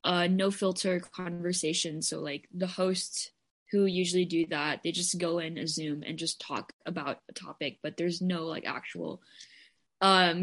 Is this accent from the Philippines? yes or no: yes; Philippines; moved away; I identify as Filipina, and I primarily grew up in the Philippines. I also grew up in different places, but I did high school there and I was also born there.